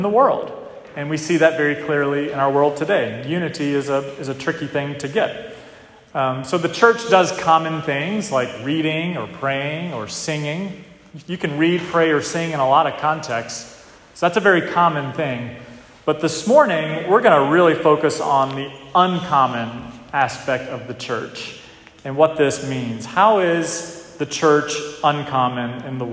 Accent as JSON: {"language": "English", "region": "North Carolina", "country": "United States", "tie": "born or raised there", "moved": "as an adult", "lives_now": "New England, United States", "said": "down south, where I grew up in North Carolina."}